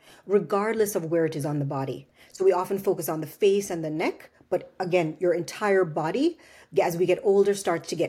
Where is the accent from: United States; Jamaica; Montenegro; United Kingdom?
Jamaica; moved away; growing up in Jamaica